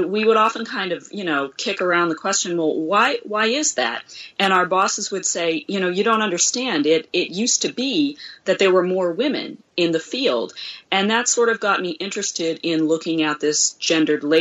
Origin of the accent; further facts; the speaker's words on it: United States; as an American